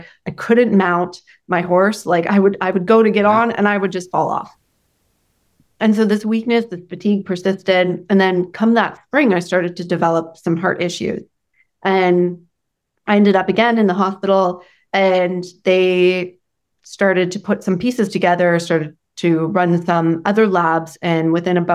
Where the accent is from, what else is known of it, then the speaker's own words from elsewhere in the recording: Canada; I'm from Canada.